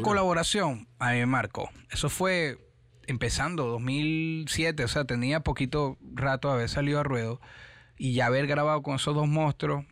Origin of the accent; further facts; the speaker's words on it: Caracas, Capital District, Venezuela; moved away as an adult; also born or lived in San Diego, Carabobo / Panama / Orlando / Miami; now in United States; Soy de Caracas